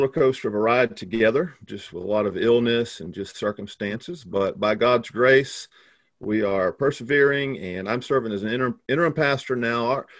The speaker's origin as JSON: {"language": "English", "region": "Texas", "country": "United States", "tie": "born or raised there", "also_born_or_lived": "Taiwan / Bratislava, Slovakia / Houston, Texas", "moved": "as an adult", "said": "So I grew up in Texas. I'm a country boy. Grew up hunting and fishing and romping around the woods like a wild man."}